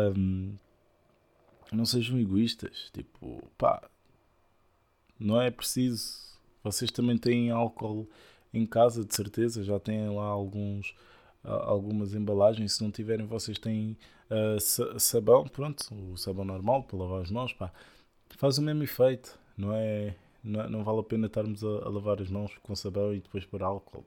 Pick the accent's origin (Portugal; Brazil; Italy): Portugal; nós portugueses